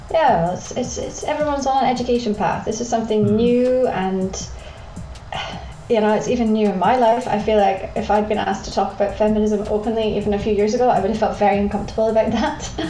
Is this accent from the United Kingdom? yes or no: yes; Scotland, United Kingdom; I'm from Scotland